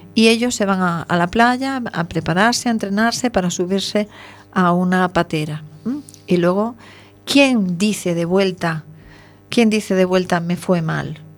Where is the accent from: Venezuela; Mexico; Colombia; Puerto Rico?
Venezuela; moved away; yo debo decir que nací en Venezuela, de lo cual me siento muy orgullosa y muy feliz, pero mi tierra querida me enseñó los colores